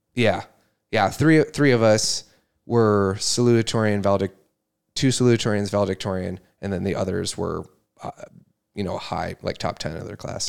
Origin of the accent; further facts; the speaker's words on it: Brodhead, Wisconsin, United States; I was born in Wisconsin, Broadhead, Wisconsin.